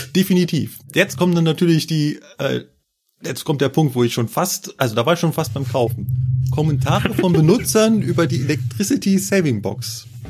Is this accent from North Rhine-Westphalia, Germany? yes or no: no; Berlin, Germany; moved away; in meiner Heimat